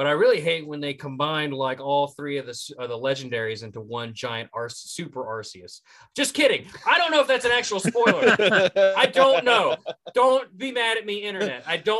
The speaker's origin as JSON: {"language": "English", "region": "West Virginia", "country": "United States", "accent": "West Virginia", "said": "That's my West Virginia accent rolling through."}